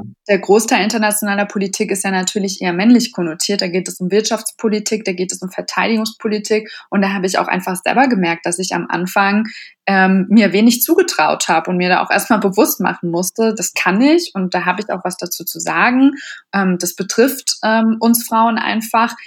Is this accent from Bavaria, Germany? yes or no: no; Berlin, Germany; ich bin ursprünglich aus Berlin